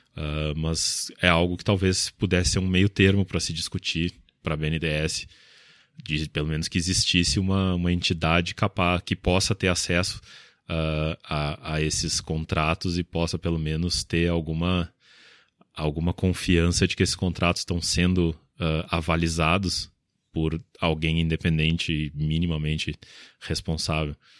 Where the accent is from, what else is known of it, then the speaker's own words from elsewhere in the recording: Porto Alegre, Rio Grande do Sul, Brazil; eu sou de Porto Alegre